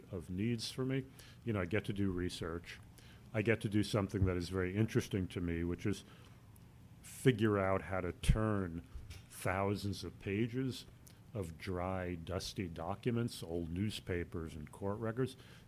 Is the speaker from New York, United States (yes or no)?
yes; New York City, New York, United States; I grew up in the Bronx